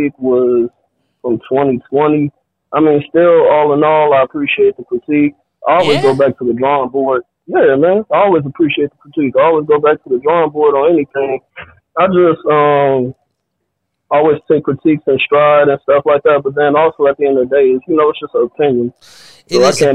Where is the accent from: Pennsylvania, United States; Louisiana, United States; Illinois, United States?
Illinois, United States; Richton Park; I'm from Richland Park, Illinois.